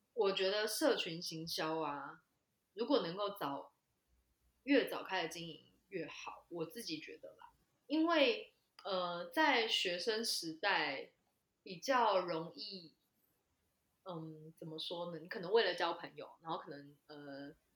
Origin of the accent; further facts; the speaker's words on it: Taichung, Taiwan; 我是台中人嘛，所以我就回到台中去大雅区的农会实习